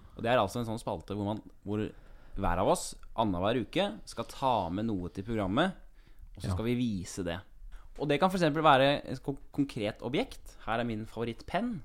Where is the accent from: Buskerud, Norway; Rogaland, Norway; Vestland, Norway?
Buskerud, Norway; Kongsberg; moved away; Jeg er en fyr fra Kongsberg